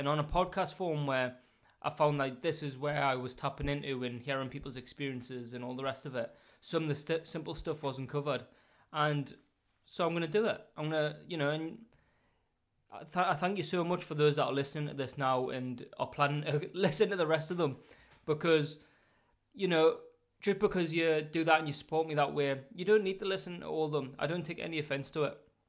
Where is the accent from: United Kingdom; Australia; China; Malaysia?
United Kingdom; Northern England; accent: Northern; Hopefully my Northern accent doesn't bore you too much